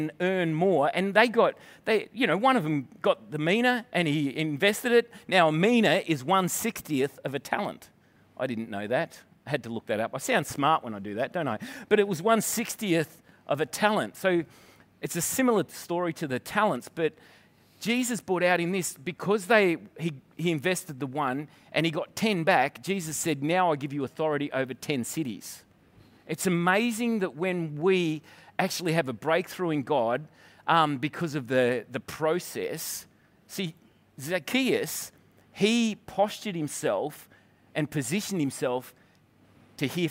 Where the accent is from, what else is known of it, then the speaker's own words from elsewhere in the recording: Scotland, United Kingdom; now in Victoria, Australia; I'm Scottish